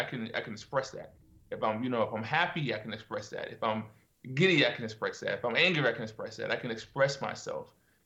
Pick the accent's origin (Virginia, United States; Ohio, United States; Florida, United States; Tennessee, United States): Virginia, United States; moved away as an adult; also born or lived in Norfolk, Virginia; now in South Korea; I grew up in Virginia, country, like really, really country